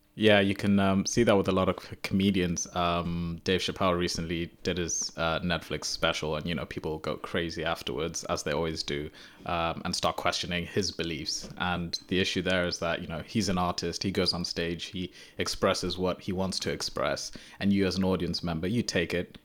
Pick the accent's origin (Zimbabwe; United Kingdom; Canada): Zimbabwe; moved away; I'm from Zimbabwe, so I grew up in Zimbabwe.